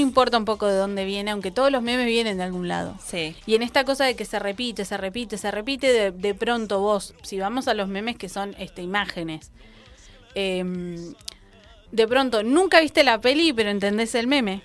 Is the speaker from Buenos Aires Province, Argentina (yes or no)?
no; Cinco Saltos, Río Negro, Argentina; la ciudad de Cinco Saltos, mi pueblo